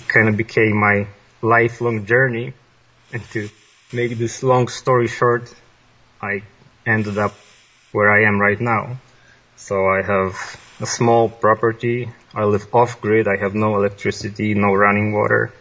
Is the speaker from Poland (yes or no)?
yes; Poland; English is a second language; moved away as an adult; now in British Columbia, Canada; I was born in Poland by the end of the communist era. And like any other child, I was thrown into the machine of the public schooling system